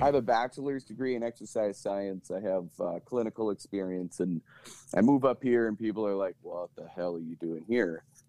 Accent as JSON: {"language": "English", "town": "Mitchell", "region": "South Dakota", "country": "United States", "also_born_or_lived": "Twin Cities, Minnesota", "moved": "yes", "lives_now": "Roseau, United States", "said": "I'm originally from Mitchell, South Dakota"}